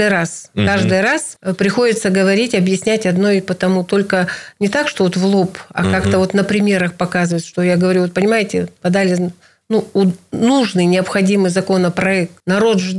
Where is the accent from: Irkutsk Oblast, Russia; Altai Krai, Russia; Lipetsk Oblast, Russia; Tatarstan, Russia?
Irkutsk Oblast, Russia; Нижнеудинский да, район, для сильный, вас родной, да. Не меньше, очень откуда важно. я родом, да, откуда, откуда я родом.